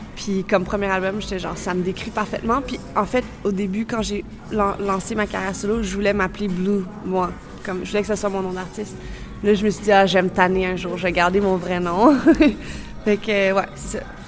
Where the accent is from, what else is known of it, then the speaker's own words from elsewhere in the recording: Montreal, Quebec, Canada; also born or lived in Budapest, Hungary; je me considère vraiment péruvienne, canadienne, parce que j'ai grandi au Canada